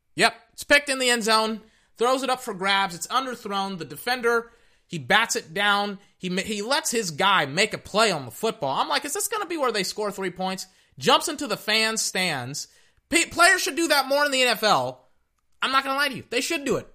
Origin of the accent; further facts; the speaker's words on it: Texas, United States; I'm from Texas